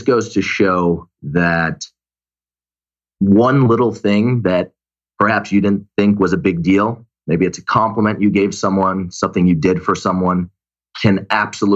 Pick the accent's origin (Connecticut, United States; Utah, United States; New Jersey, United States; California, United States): Connecticut, United States; Glastonbury; now in Los Angeles, United States; Glastonbury, Connecticut, small town.